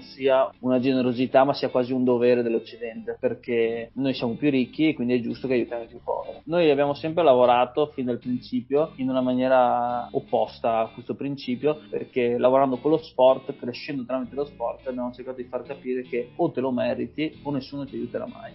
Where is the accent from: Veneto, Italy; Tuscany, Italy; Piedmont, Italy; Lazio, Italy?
Veneto, Italy; Cesiomaggiore; also born or lived in Feltre / Pavia; sono cresciuto a Cisio Maggiore, ho fatto le scuole elementari a Cesu Maggiore